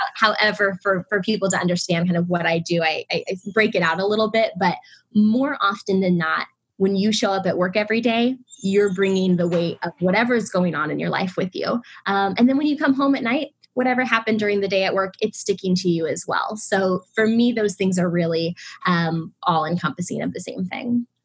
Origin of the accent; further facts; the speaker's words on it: Illinois, United States; moved away as an adult; also born or lived in Indianapolis, Indiana; now in Los Angeles, United States; I was born and raised in the Midwest in Illinois.